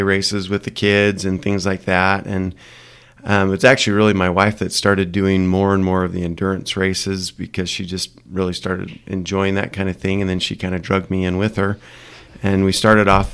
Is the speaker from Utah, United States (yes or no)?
yes; St. George, Utah, United States; moved away as an adult; also born or lived in Ogden, Utah; I'm originally from southern Utah, down in St. George